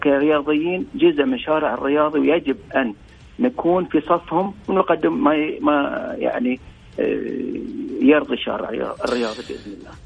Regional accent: Bahrain; إحنا عندنا في البحرين الآن

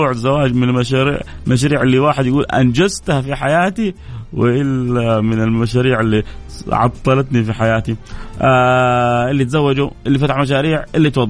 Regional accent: Saudi Arabia; بس انا سعودي كذلك

